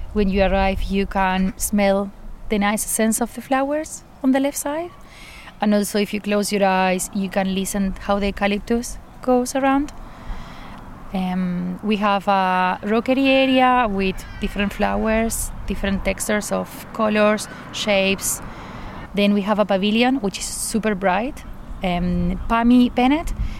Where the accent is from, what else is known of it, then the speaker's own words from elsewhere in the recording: Argentina; moved away as an adult; also born or lived in Buenos Aires; now in Scotland, United Kingdom; I'm from Argentina. I've been living in Scotland for 5 years